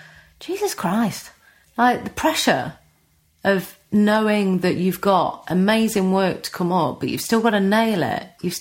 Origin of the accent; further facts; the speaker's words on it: Notts, East Midlands, United Kingdom; accent: Notts; I'd try and change my accent slightly, you know, make it less knots